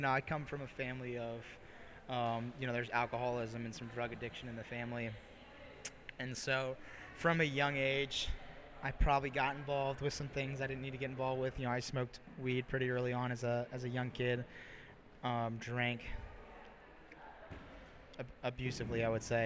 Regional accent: Northern Virginia, United States; born or raised there

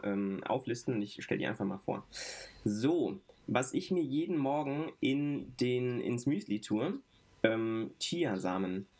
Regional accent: Frankfurt, Hesse, Germany; Ich bin groß geworden in Sossenheim. Sossenheim ist ein Stadtteil von Frankfurt

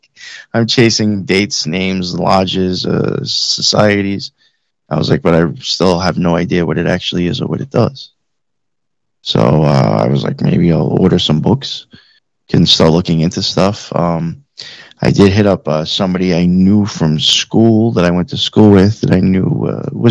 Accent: Long Island, Suffolk County, New York, United States; also born or lived in Queens, New York / Nassau County, New York; I grew up in New York, on Long Island, my whole life. I grew up out in Suffolk County for the most part

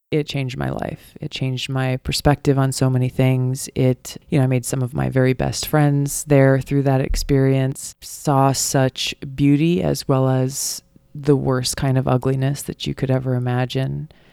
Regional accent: Hawaii, United States; Growing up in Hawaii

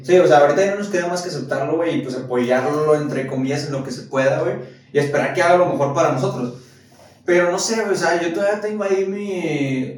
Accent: Mexico; como mexicanos

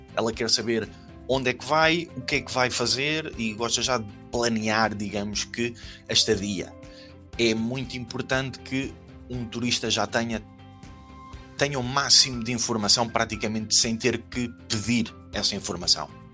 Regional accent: Portugal; moved away as an adult; also born or lived in Germany; nós, como bons portugueses

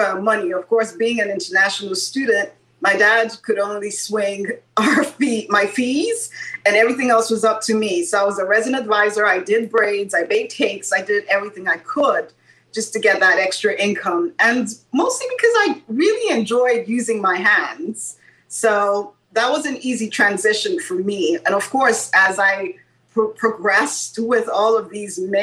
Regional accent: Nigeria; moved away as an adult; now in United States; growing up in Nigeria

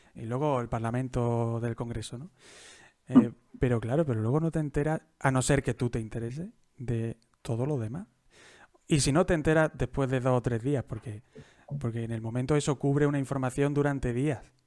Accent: Jaén, Andalusia, Spain; yo soy de Jaén, yo soy de Jaén

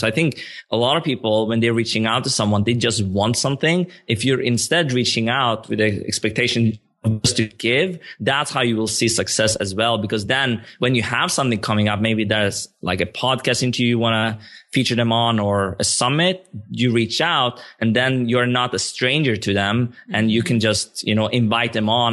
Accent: Sweden; moved away as an adult; also born or lived in Stockholm, Sweden; now in Barcelona, Spain; I grew up in, like, a town two hours south of Stockholm, but I also lived in the capital for, for, like, seven, eight, maybe eight years

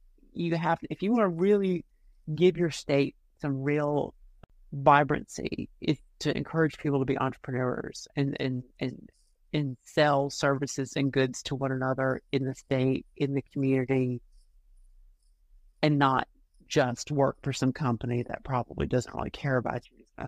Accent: Georgia, United States; moved away; also born or lived in North Carolina; I'm from Georgia, even though my father's from North Carolina and I've lived in North Carolina

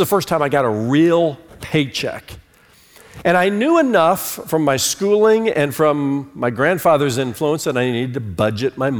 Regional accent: Fort Wayne, Indiana, United States; moved away as an adult; also born or lived in New York City / Charlotte, North Carolina; moved me from Fort Wayne, Indiana, which was my hometown, to New York City

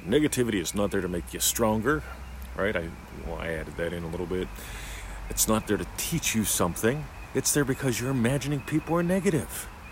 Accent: Australia; also born or lived in Eltham, Victoria; I'm an Australian. I live in the state of Victoria, with Victoria, in a little suburb called Eltham

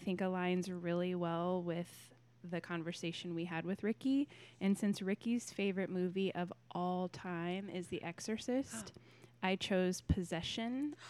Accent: Kansas City, United States; We're in Kansas City

